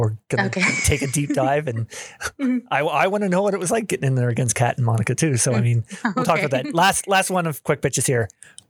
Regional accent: Canada; I'm Canadian.

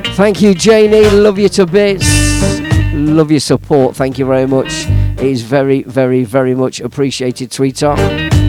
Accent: Leicester, East Midlands, United Kingdom; in my hometown, Leicester Town

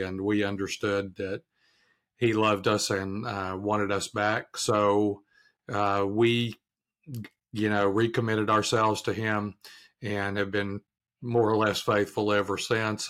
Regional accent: Arkansas, United States; now in Durham, United States; I'm from Arkansas originally

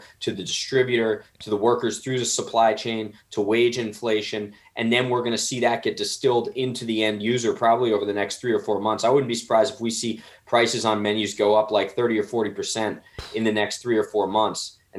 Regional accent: New Jersey, United States; I'm from Somerset County, kind of by like New Brunswick.

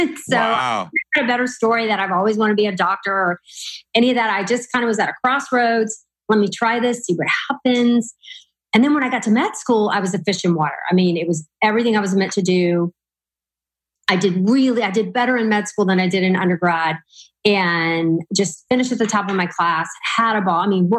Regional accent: Louisiana, United States; born or raised there; moved away as an adult; now in Texas, United States

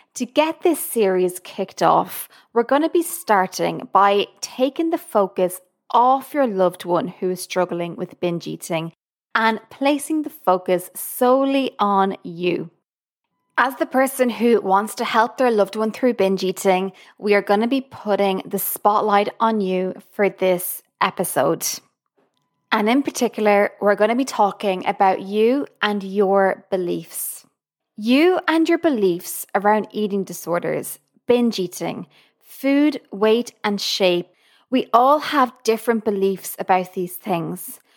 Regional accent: Ireland; now in Boston, United States; I'm from Ireland, currently living in Boston, U S A.

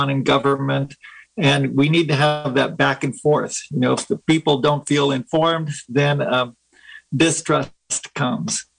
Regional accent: Willits, California, United States; also born or lived in Guatemala; I was raised in Willits. Went to Willits Public Schools

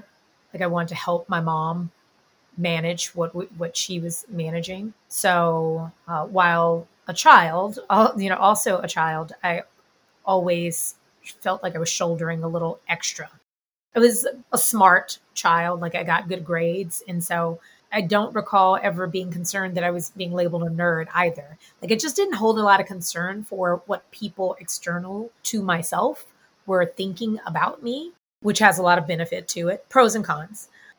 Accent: Houston, Texas, United States; now in New York, United States; but I am from Houston, Texas. So I'm Texan, which is an identity I still hold near and dear, regardless of whether or not I always agree with everything that's going on in my home state. Born and raised in Houston, oldest of four children.

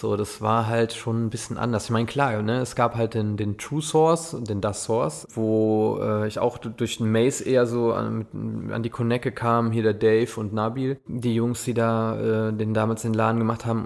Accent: Westerwald, near Altenkirchen, Rhineland-Palatinate, Germany; Ich bin aufgewachsen im Westerwald, also bei Altenkirchen, da unten die Kante. Das ist so nördlichster Zipfel rein, in Rheinland-Pfalz.

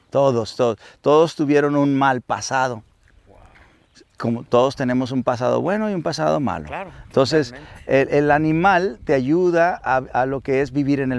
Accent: Sinaloa, Mexico; como mexicano … como sinaloense … como hijo … como papá, como amigo, esa parte que también soy

